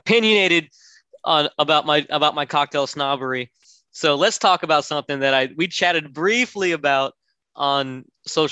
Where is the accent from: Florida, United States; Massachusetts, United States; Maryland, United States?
Florida, United States; Orlando; I grew up in Orlando, Florida.